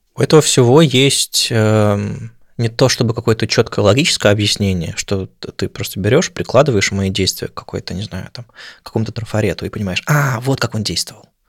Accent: Saint Petersburg, Russia; moved away as an adult; also born or lived in Moscow / Oslo; now in Berlin, Germany; каждый раз возвращение в Питер.

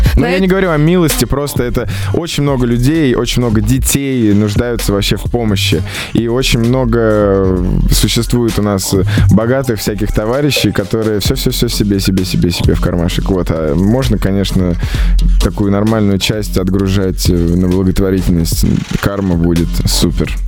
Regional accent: Moscow, Russia; в Москве, в моем родном городе.

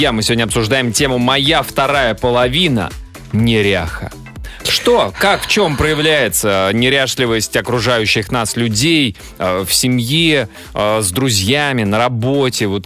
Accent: Novosibirsk, Novosibirsk Oblast, Russia; now in Saint Petersburg, Russia; я родился в Новосибирске.

